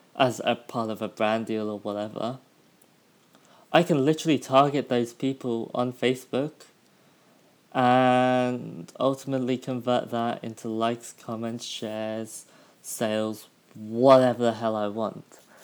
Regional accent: United Kingdom; moved away; my hometown back in the UK

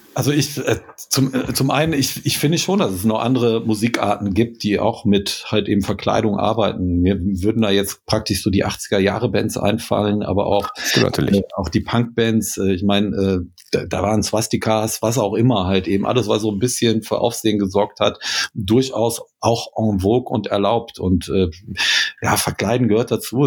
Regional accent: Krefeld, North Rhine-Westphalia, Germany; wir kommen aus Krefeld

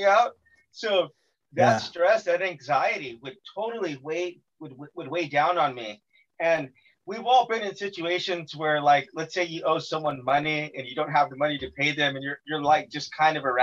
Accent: Bakersfield, California, United States; I'm from Bakersfield

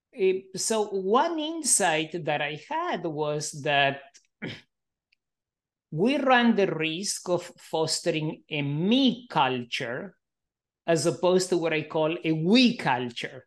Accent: Argentina; also born or lived in Israel / Canada / Melbourne, Australia; now in United States; I grew up in Argentina under a fascist

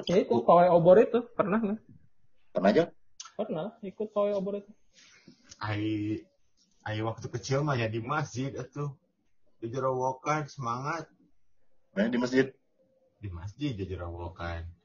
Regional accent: Batam, Riau Islands, Indonesia; Kalau gue kan kalau karena gue kan gede di Batam.

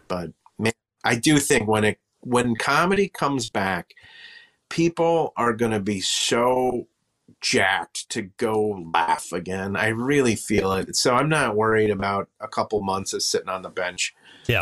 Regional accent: Wisconsin, United States; I'm from Wisconsin, but I feel like I'm from Minnesota, kind

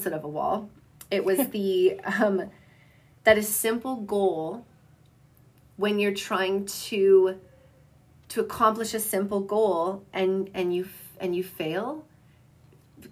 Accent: Southern Alberta, Canada; growing up in Southern Alberta

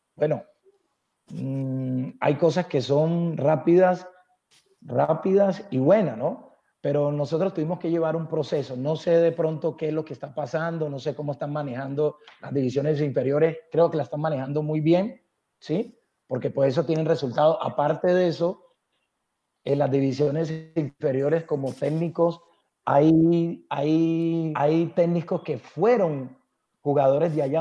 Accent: Buenaventura, Valle del Cauca, Colombia; moved away; also born or lived in Bogotá; yo nací en Buenaventura, que la amo, pero Bogotá, eh, yo le debo mucho, parte de la educación

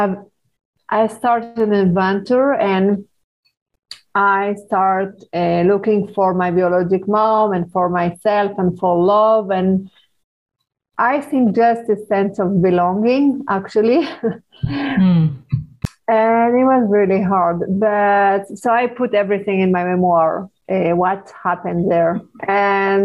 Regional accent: Paris, Île-de-France, France; when I was 12 years old, I grew up in Paris

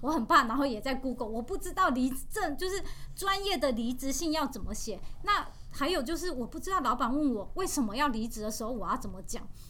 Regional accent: Taiwan; 我是台湾来的

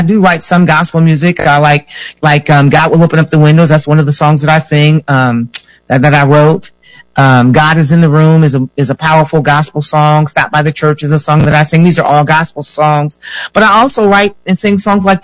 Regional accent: Michigan, United States; I am a Michigan native. Uh-huh. I was born and raised in Michigan

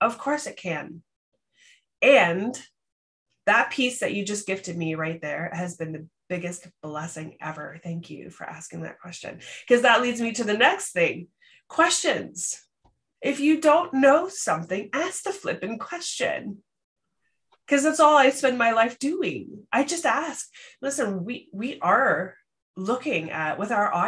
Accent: Canada; accent: Canadian; it's my Canadian accent

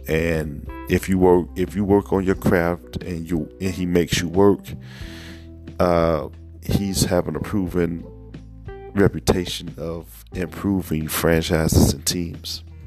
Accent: Chicago, Illinois, United States; as a Chicagoan

